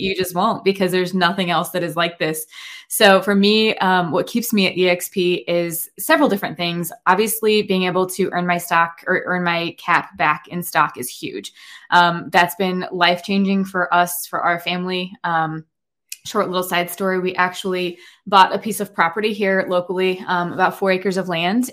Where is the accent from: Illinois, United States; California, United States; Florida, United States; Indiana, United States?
Indiana, United States; also born or lived in Northeast Ohio; now in Ohio, United States; I am actually originally from Indiana, um, but I was transplanted to Ohio about maybe eleven, twelve years ago at this point